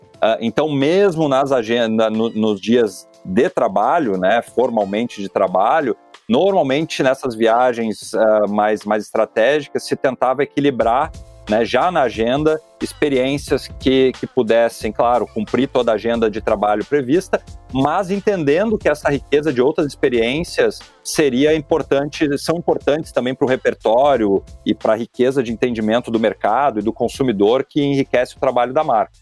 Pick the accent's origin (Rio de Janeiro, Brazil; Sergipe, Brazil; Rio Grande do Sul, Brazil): Rio Grande do Sul, Brazil; Taquara; accent: gauchês; moved away as an adult; also born or lived in São Paulo / Portland, United States; retornei à minha cidade natal, né, eu, te, eu, moro em Taquara